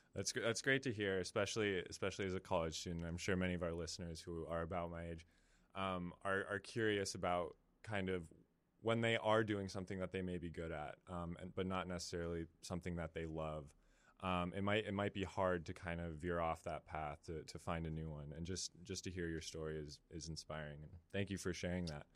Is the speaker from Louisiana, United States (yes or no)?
no; San Francisco Bay Area, California, United States; I'm from the Bay Area